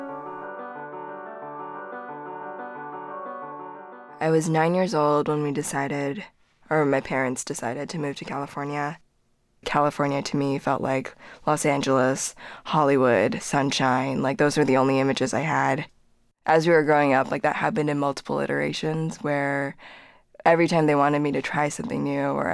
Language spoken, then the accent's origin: English; suburb of Toronto, Ontario, Canada; first language Korean; also born or lived in Seoul, South Korea; When we got to Canada, we moved to a pretty small suburb of Toronto